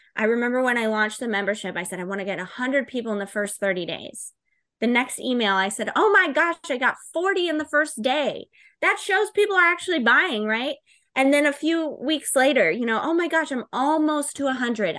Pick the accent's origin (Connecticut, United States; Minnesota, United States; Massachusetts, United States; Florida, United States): Florida, United States; I'm from Florida